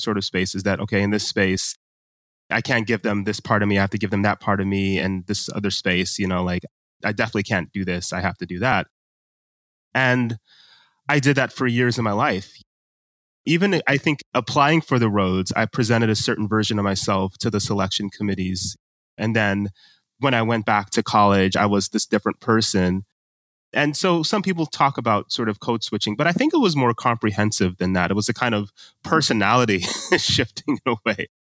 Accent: United States; my parents are from Nigeria. I was born and raised in America

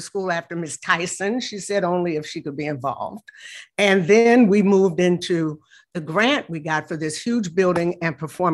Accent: Chicago, Illinois, United States; I'm a Chicagoan

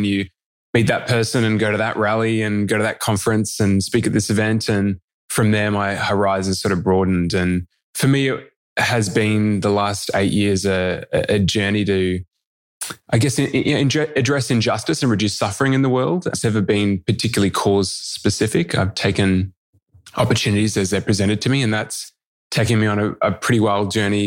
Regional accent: Melbourne, Victoria, Australia; I grew up in the outer east of Melbourne in the Dandenong Ranges

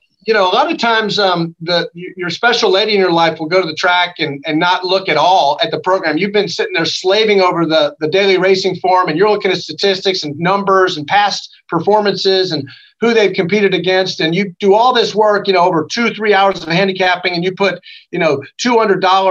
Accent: Lexington, Kentucky, United States; I grew up around Keeneland and grew up around horses

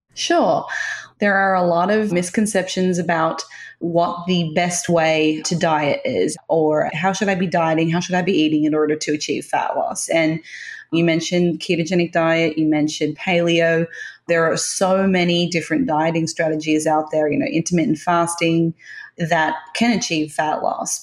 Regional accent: Tasmania, Australia; I grew up in Tasmania, which is the island just south of Australia.

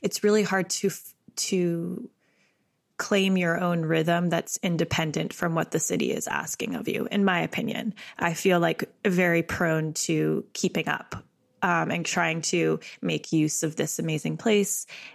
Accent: Canada; As a Canadian, is New York sort of like a star in our eye?

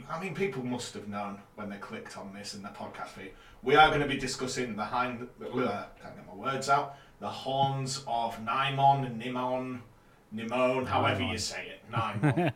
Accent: Yorkshire and the Humber, United Kingdom; I'm a Yorkshire boy

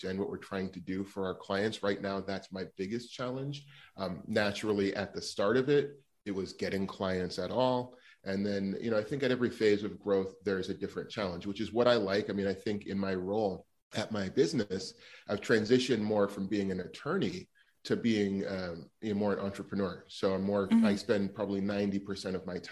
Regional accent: Los Angeles, California, United States; also born or lived in New York; I grew up in Los Angeles

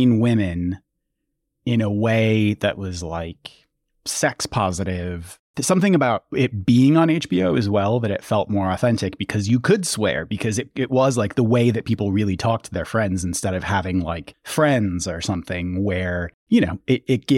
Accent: Midwest, United States; I grew up in the Midwest.

